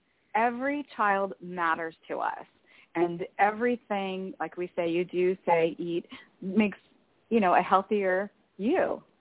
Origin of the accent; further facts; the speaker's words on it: Arizona, United States; So I worked for a retail store, and I came from Arizona